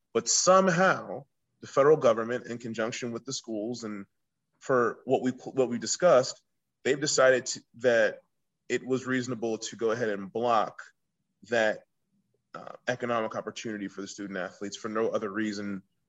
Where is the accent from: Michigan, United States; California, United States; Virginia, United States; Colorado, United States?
Virginia, United States; Virginia Beach; I grew up in Virginia Beach, Virginia